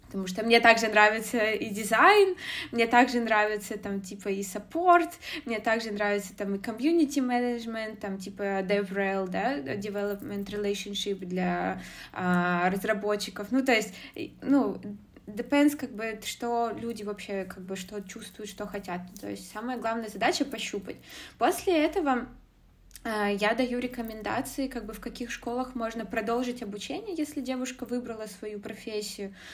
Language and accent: Russian; Zlatoust, Chelyabinsk Oblast, Russia; moved away as an adult; also born or lived in Moscow, Russia; now in Germany; я родом из, э, города Златоуста, Челябинской области, из России